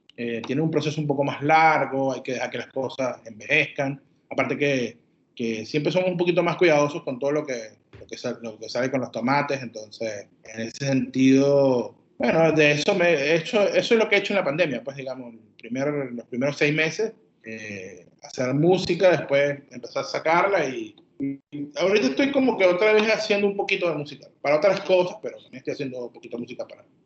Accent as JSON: {"language": "Spanish", "town": "Puerto La Cruz", "region": "Anzoátegui", "country": "Venezuela", "said": "Nosotros somos de Puerto La Cruz"}